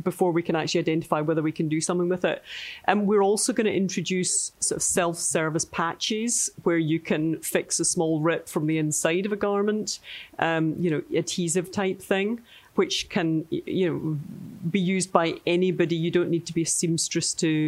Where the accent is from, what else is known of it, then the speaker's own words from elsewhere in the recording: Scotland, United Kingdom; we're Scottish